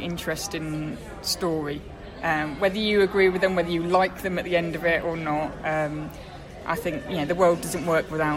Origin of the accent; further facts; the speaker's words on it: Midlands, United Kingdom; now in Sussex, United Kingdom; I'm not from Sussex originally, I'm from the Midlands.